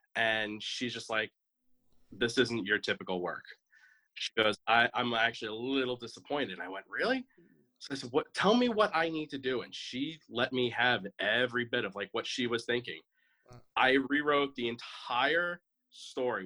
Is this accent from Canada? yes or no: no; New York, United States; moved away as an adult; now in Atlanta, United States; I'm originally from New York, and I moved down to Georgia about a year ago. I'm in the uh, the northern Atlanta area